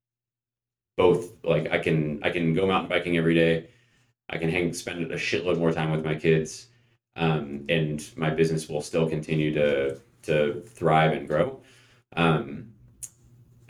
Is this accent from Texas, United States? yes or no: no; North Bay, San Francisco Bay Area, California, United States; moved away as an adult; now in Bend, United States; was born and raised in the North Bay and in the San Francisco Bay Area